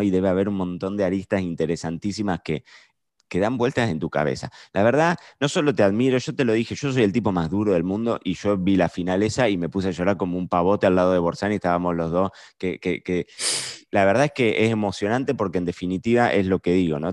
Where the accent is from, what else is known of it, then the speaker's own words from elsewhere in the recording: Argentina; nosotros somos argentinos